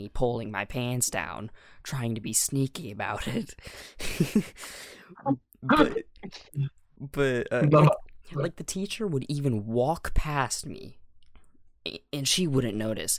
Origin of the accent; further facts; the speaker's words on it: United States; I'm American